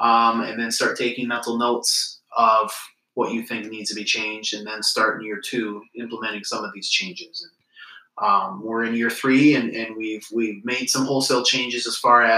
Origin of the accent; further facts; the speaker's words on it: Lansing, Michigan, United States; also born or lived in Charlotte, North Carolina; Born and raised in Lansing.